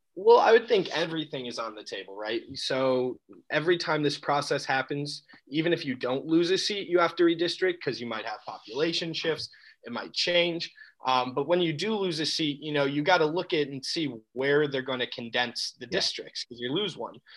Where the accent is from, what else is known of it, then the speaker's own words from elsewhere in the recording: Albany, New York, United States; also born or lived in Buffalo / Syracuse; now in Binghamton, United States; I was born in Buffalo, um, and then I moved to Albany when I was about five. Um, and that's probably where I grew up